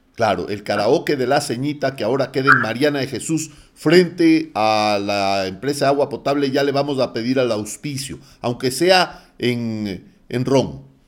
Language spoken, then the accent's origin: Spanish; Guayaquil, Guayas, Ecuador; moved away; mi ciudad natal de Guayaquil